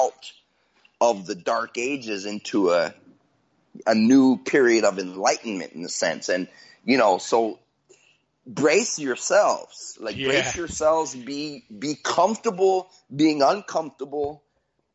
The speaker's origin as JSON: {"language": "English", "country": "United States", "tie": "born or raised there", "said": "I'm an American"}